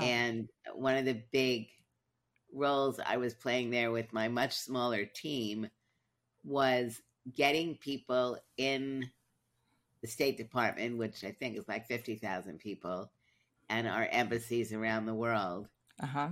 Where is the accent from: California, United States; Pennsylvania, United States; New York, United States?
New York, United States; New York City; moved away; I grew up in Brooklyn, then I moved